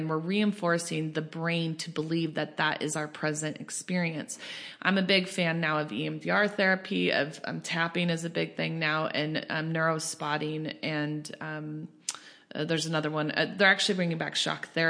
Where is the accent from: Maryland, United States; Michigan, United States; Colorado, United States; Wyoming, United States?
Colorado, United States; I grew up in Colorado